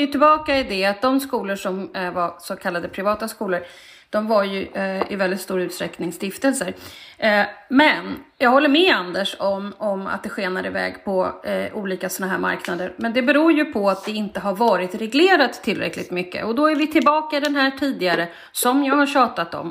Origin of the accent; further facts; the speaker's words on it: Stockholm, Stockholm County, Sweden; jag växte upp i Stockholms innerstad